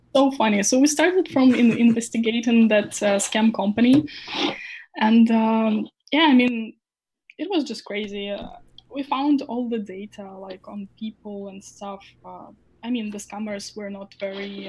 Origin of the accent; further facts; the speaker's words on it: Ukraine; I was born in Ukraine and uh, I still like have my family here.